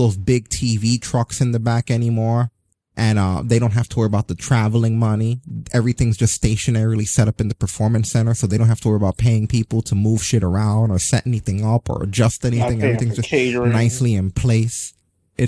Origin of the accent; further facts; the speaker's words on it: New York, United States; I grew up in New York, and in the rough time in the 80s when like the actual ghetto neighborhoods were the ghetto neighborhoods